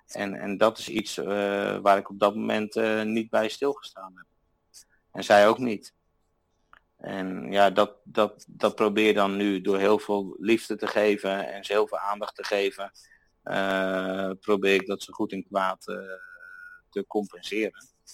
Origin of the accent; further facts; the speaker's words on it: Netherlands; moved away as an adult; now in Austria; ik ben uit Nederland weggegaan omdat ik mijn idealen in de Alpen wilde verwezenlijken